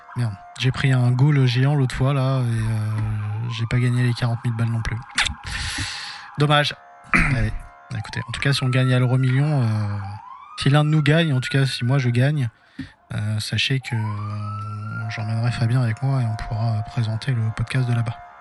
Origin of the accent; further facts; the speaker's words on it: Nogent-sur-Marne, Île-de-France, France; à Nogent-sur-Marne, du coup, qui est ma ville natale, en 94